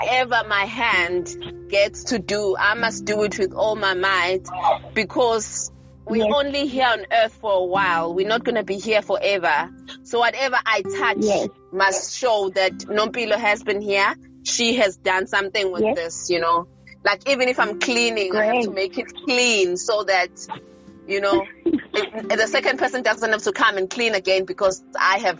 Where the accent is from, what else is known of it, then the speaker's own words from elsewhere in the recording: Umzinto, KwaZulu-Natal, South Africa; now in Pietermaritzburg, South Africa; I'm from Umzinto.